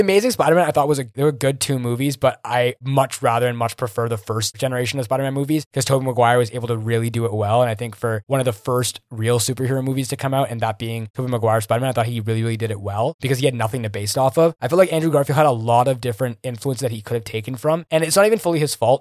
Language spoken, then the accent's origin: English; Greater Toronto Area, Ontario, Canada; I'm from Toronto, man. Like, I mean, from, like, the G, Greater Toronto Area